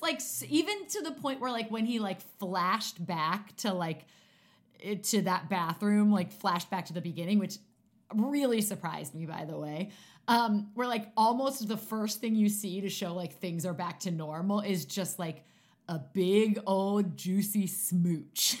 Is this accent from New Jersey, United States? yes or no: yes; Maplewood, New Jersey, United States; I grew up in New Jersey, little town called Maplewood.